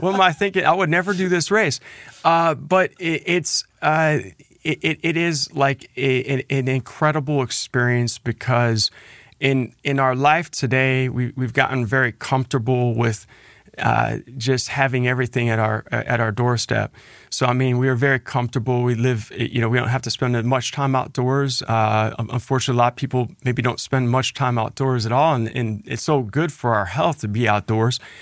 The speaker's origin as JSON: {"language": "English", "town": "Cincinnati", "region": "Ohio", "country": "United States", "tie": "born or raised there", "said": "it's great to share that same hometown"}